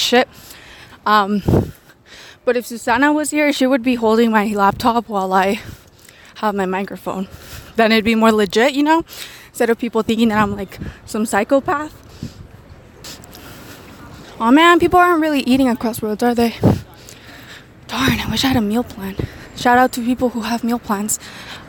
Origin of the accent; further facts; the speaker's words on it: Covina, California, United States; I'm from Covina